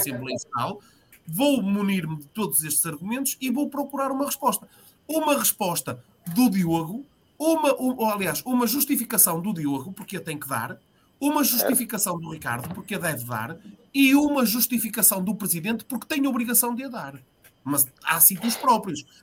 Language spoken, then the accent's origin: Portuguese; Portugal; associado do Vitória, que é o clube da minha vida e da minha terra